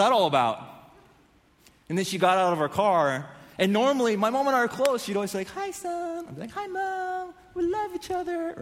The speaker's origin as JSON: {"language": "English", "town": "San Diego", "region": "California", "country": "United States", "tie": "born or raised there", "said": "I grew up in North San Diego"}